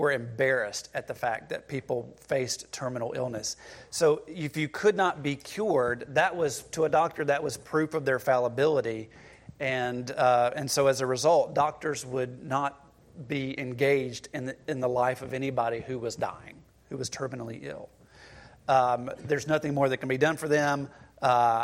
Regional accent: the American South, United States; We are American. And we are Southerners.

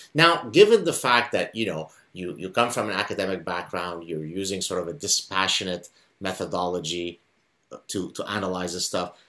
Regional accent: Lebanon; first language Arabic; English is a second language; now in Canada; I grew up in Lebanon

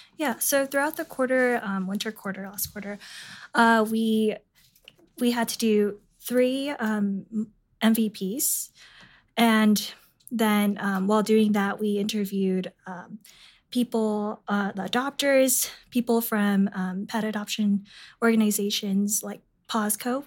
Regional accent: San Jose, California, United States; moved away; I'm from San Jose, California

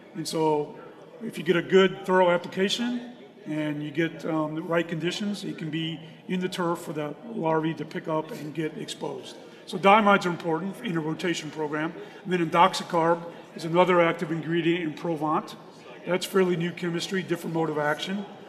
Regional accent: Raleigh, North Carolina, United States; I'm from Raleigh, North Carolina

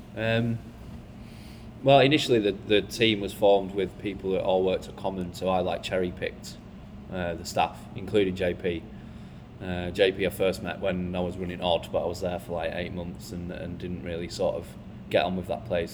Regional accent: Bolton, North West England, United Kingdom; moved away as an adult; I'm from Bolton, so I wasn't that like, you know, well seasoned with like, you know, modern cultures and stuff like that because I'm just from a small town

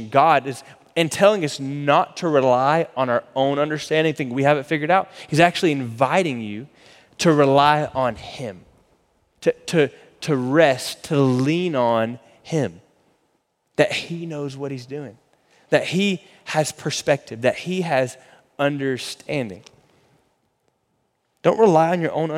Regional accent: Florida, United States; now in Texas, United States; we grew up in Florida

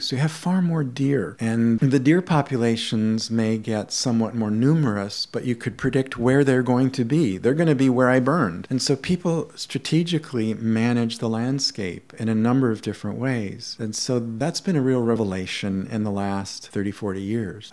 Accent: Canada; I grew up in Canada, going through the school system here in elementary school

